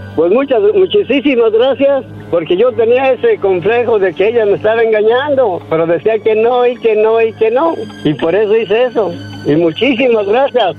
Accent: San Miguel Zapotitlán, Jalisco, Mexico; de donde yo soy, de un rancho, cerca de Guadalajara, pero sí, cerca de Guadalajara

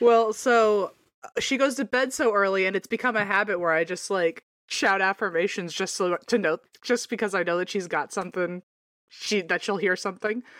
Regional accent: Virginia, United States; born or raised there; moved away

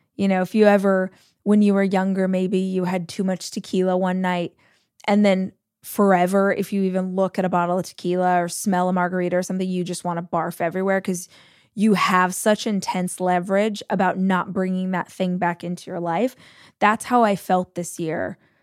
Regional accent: Southern California, United States; also born or lived in Austin, Texas / Los Angeles, California; I am born and raised in Southern California, about two hours from where I live now.

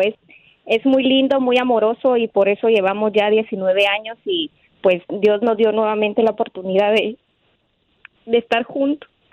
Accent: Guatemala City, Guatemala Department, Guatemala; moved away; somos de Guatemala

